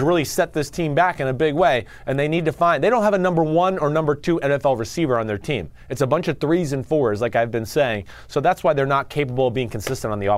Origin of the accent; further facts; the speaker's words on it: Boston, Massachusetts, United States; I'm from Boston